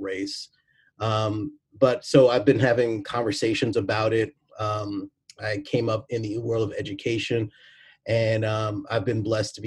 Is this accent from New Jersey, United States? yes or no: yes; New Jersey, United States; moved away as an adult; now in Waltham, United States; I grew up in New Jersey, and I grew up with a lot of racism